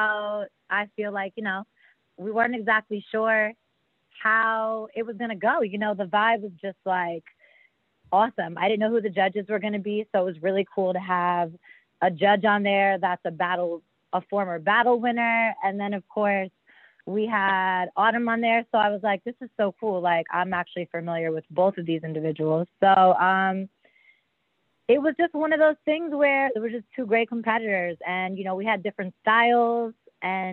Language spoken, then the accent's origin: English; New York City, New York, United States; moved away; also born or lived in Washington, D.C.; I'm a Brooklyn baby, BK in the house. And I ended up spending most of my young years, I always say New York molded me